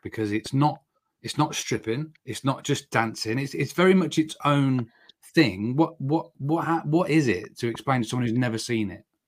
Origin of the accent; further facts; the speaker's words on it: Oxfordshire, South East England, United Kingdom; I'm from Oxfordshire